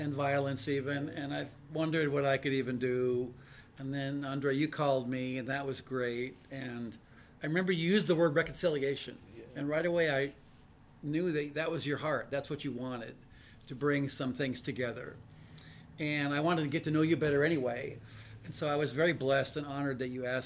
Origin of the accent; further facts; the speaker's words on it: Anchorage, Alaska, United States; born and raised in Anchorage, Alaska, lifelong Christian